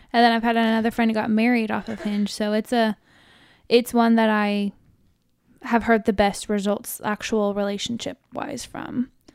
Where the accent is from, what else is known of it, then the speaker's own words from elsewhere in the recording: Riverside County, California, United States; I grew up in Riverside County